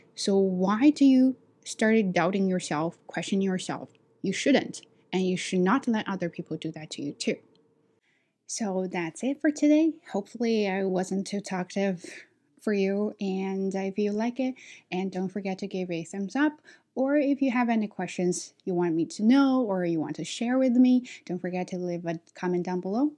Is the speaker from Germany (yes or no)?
no; China; accent: Chinese; English is a second language; moved away as an adult; now in Canada; I'm from China